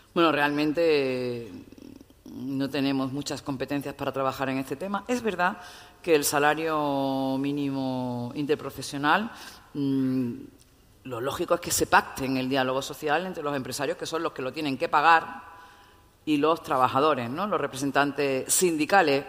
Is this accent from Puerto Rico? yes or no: no; Málaga, Andalusia, Spain; also born or lived in Seville; soy de Málaga